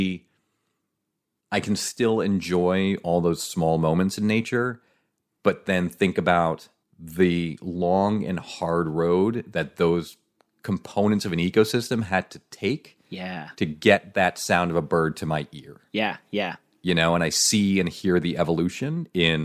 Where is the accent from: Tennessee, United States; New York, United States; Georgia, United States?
New York, United States; moved away as an adult; also born or lived in Nebraska; I'm originally from New York, but I lived out in Nebraska for 20 years.